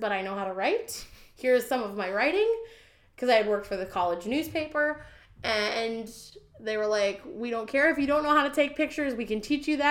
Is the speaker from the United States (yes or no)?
yes; Kanabec County, Minnesota, United States; moved away as an adult; also born or lived in Wright County, Minnesota; now in Tennessee, United States; I was born and raised up in Kanabec County